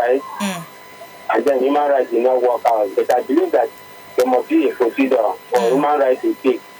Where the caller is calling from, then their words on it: Abuja, Federal Capital Territory, Nigeria; I'm calling from Abuja.